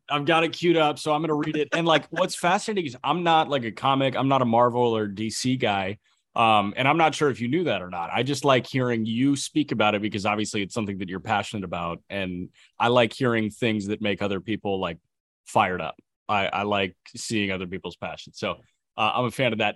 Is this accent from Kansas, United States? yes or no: no; Chicago, Illinois, United States; growing up around Chicago media